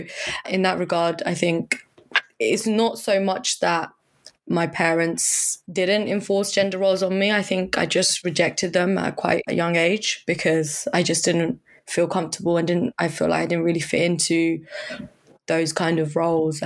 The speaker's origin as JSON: {"language": "English", "area": "Surrey", "region": "South East England", "country": "United Kingdom", "tie": "born or raised there", "lives_now": "London, United Kingdom", "said": "I grew up in Surrey"}